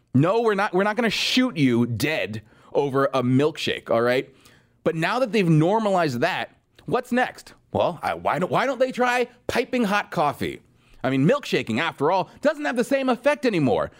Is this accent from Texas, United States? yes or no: no; Southern California, United States; I grew up in Southern California